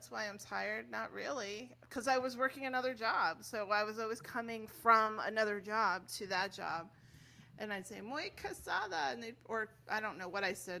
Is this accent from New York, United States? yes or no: yes; New York, United States; accent: New York; also born or lived in Wisconsin; my New York accent